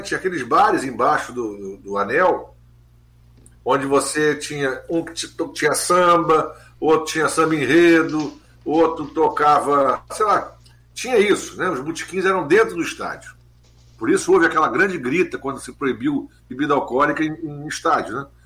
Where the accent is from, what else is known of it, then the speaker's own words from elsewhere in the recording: Rio de Janeiro, Brazil; Nasci na Barão de Mesquita, quase esquina para a Avenida Maracanã